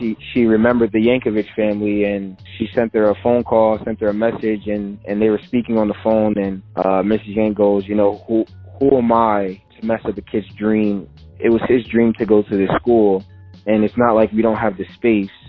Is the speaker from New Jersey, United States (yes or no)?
yes; Edison, New Jersey, United States; me and my mom are from Edison, which is like an hour and 15 minutes away